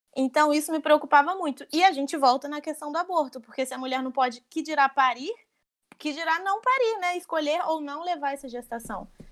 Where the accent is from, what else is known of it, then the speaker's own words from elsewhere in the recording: Barra Mansa, Rio de Janeiro, Brazil; Eu sou de Barra Mansa, interior do Rio